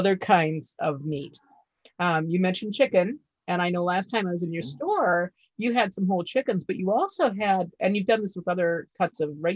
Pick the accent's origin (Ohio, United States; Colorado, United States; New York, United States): Ohio, United States; I grew up in Ohio. We think ketchup is highly seasoned.